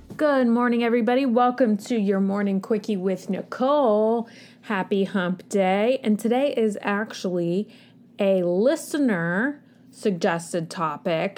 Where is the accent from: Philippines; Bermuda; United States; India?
United States; as an American society